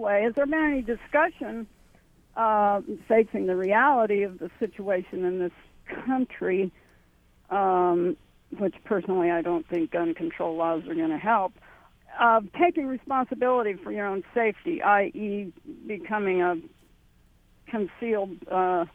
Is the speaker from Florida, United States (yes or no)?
no; Bloomington, Indiana, United States; also born or lived in Owen County, Indiana; I grew up in Bloomington, and I've lived in Owen County for, let's see, it'll be 40 years